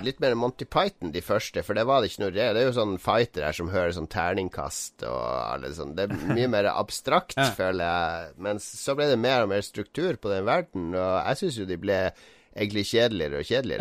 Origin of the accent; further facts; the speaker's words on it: Harstad, Troms, Norway; en spent elleveåring hjemme i Harstad